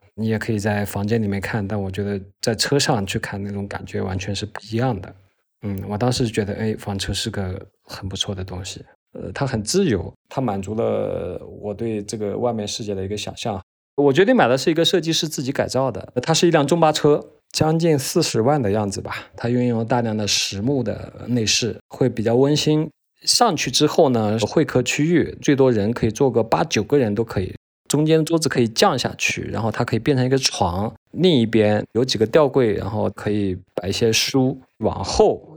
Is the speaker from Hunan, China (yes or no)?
yes; Hunan, China; moved away; also born or lived in Dali; 我来自湖南，今年将近四十了吧